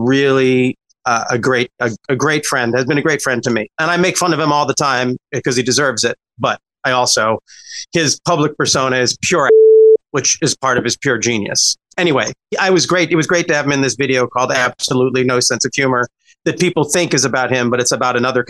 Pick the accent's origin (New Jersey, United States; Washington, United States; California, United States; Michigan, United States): Washington, United States; I am from Washington